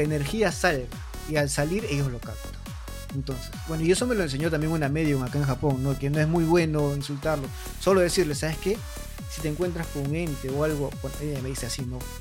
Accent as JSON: {"language": "Spanish", "town": "Mala", "region": "Lima", "country": "Peru", "moved": "yes", "lives_now": "Japan", "said": "yo soy de Mala, me queda muy cerca Chilca"}